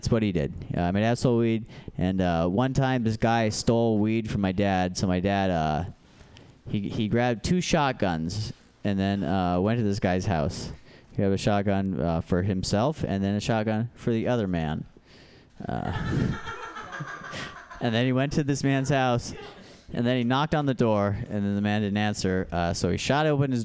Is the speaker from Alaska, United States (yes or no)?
yes; Alaska, United States; now in San Francisco, United States; I grew up in Alaska